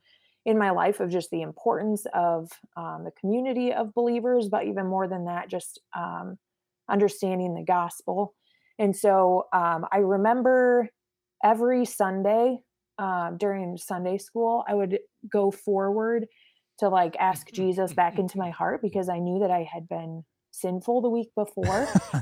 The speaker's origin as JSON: {"language": "English", "region": "Arizona", "country": "United States", "tie": "born there", "said": "So I was born in Arizona."}